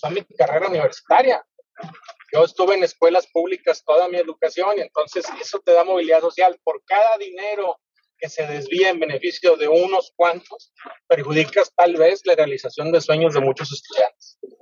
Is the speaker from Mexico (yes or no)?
yes; Mexico